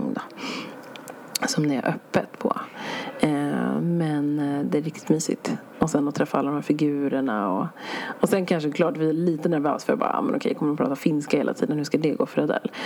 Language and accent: Swedish; Sweden; vi kommer från Sverige